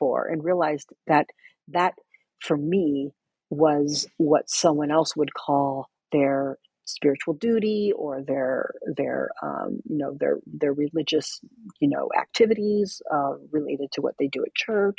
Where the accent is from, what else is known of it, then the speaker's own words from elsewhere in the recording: United States; being Mexican American